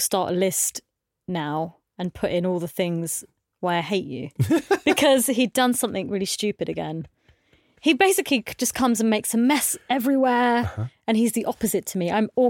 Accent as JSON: {"language": "English", "country": "India", "said": "Because I've been brought up that way. I'm Indian, and I'd been sort of told that I had to marry a doctor, a lawyer, or something."}